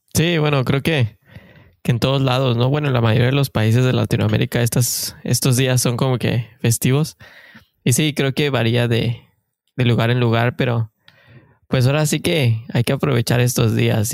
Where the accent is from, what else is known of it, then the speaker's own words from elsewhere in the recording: Mexico; moved away as an adult; now in Canada; somos mexicanos de corazón que venimos a buscar el famosísimo sueño canadiense